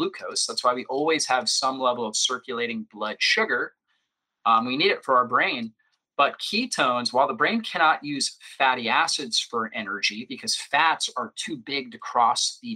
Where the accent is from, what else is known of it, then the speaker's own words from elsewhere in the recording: Florida, United States; I grew up in Florida on the beach